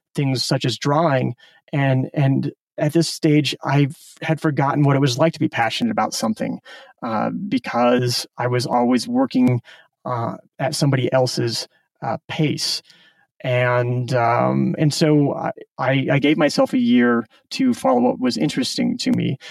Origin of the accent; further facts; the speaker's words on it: Omaha, Nebraska, United States; moved away as an adult; also born or lived in Silicon Valley; I grew up in Omaha, Nebraska, so uh, kind of a suburban upbringing.